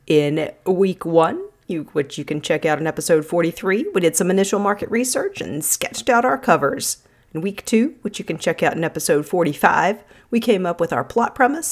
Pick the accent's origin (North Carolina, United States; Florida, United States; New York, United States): North Carolina, United States; also born or lived in Arizona; I was born in Arizona but grew up in North Carolina. I was two when we moved here